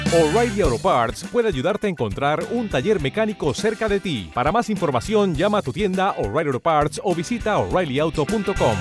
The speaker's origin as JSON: {"language": "Spanish", "town": "Quito", "region": "Pichincha", "country": "Ecuador", "tie": "born or raised there", "said": "Nací aquí en Quito, soy ecuatorianísima"}